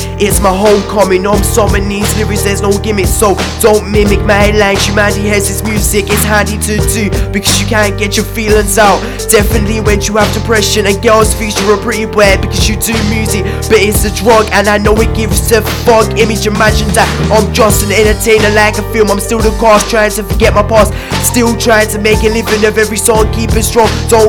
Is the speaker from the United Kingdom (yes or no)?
yes; Ipswich, East of England, United Kingdom; And this is my home grounds, my hometown Ipswich.